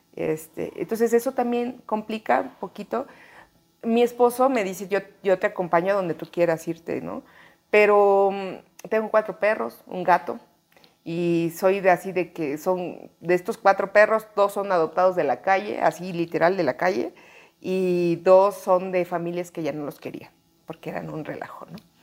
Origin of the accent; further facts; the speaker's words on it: Chiapas, Mexico; moved away as an adult; now in Mexico City, Mexico; soy de Chiapas y nunca he querido soltar mi código postal